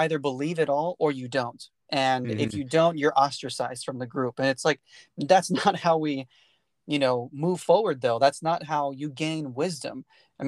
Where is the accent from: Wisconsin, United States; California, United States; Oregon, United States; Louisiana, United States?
California, United States; I grew up in the Central Valley of California, where the Aggie portion of California is, right? And that area is very small town, very close-knit, right?